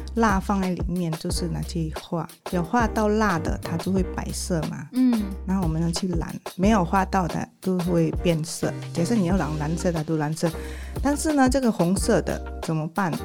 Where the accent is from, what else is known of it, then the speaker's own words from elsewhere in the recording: Indonesia; Chinese is a second language; moved away as an adult; now in Taiwan; 我们印尼人是有那种什么宗教信仰的，我们必须要选一种宗教来当我们的信仰